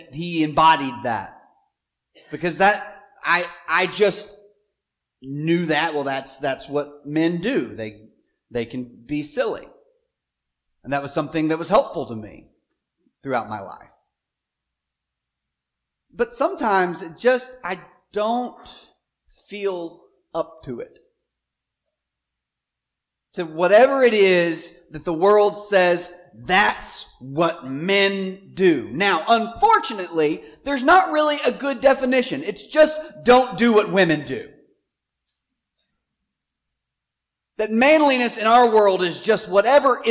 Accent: Southwest Arkansas, United States; I grew up in Arkansas, Southwest Arkansas

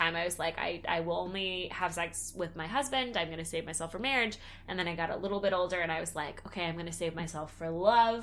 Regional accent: Texas, United States; now in Los Angeles, United States; growing up in Texas and going to public school

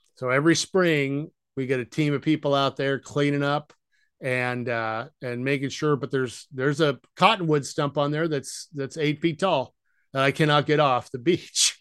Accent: Idaho, United States; moved away; also born or lived in Ohio / Western Washington; We moved to Idaho when I was, uh, probably seven or eight, and I grew up there, essentially, between the town of Pocatello and, uh, uh, Coeur d'Alene.

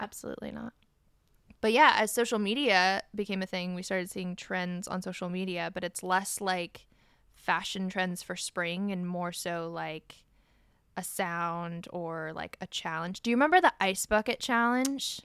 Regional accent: Ohio, United States; now in East Coast, United States; we're all from Ohio, the heart of the Midwest

